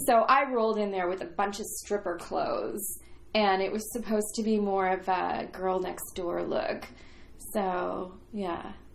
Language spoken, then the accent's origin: English; Canada; moved away as an adult; also born or lived in Toronto; now in Los Angeles, United States; I was one of your neighbors to the north.